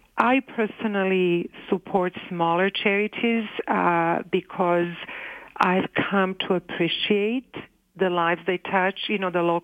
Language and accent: English; Canada; I can have the services as a Canadian, and actually every Canadian can have access to the same services for free.